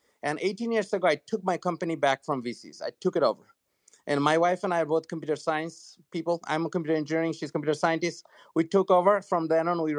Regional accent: Bangladesh; English is a second language; moved away as an adult; now in United States; I am from Bangladesh originally. I went to school here.

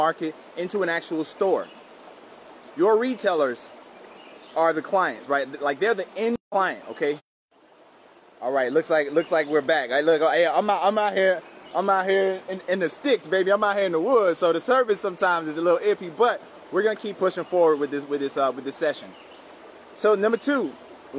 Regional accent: South Miami, Florida, United States; I grew up in South Miami, Florida to a single mom

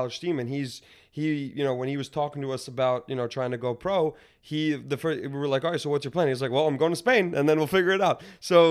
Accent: New York, United States; I'm from New York, right? And growing up in New York

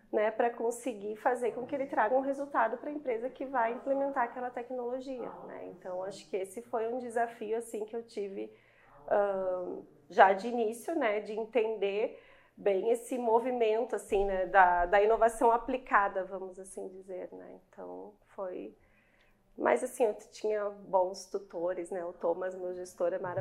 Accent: Curitiba, Paraná, Brazil; moved away as an adult; also born or lived in Rio Grande do Sul; now in Caxias do Sul, Brazil; Eu sou curitibana

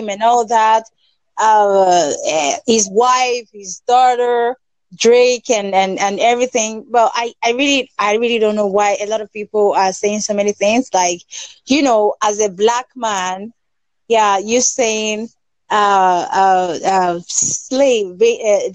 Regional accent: Nigeria; From Nigeria.

